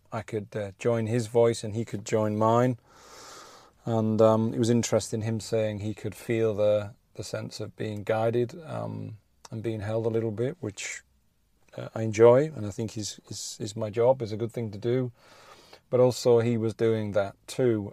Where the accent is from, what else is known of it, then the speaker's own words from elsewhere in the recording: Rugby, West Midlands, United Kingdom; I'm outside the vaccine center, um, in my hometown of rugby